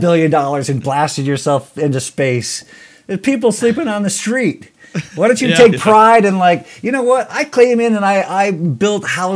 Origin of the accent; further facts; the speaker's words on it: Iowa, United States; also born or lived in Hawaii; after I was about 3 years old, we moved from Hawaii to Iowa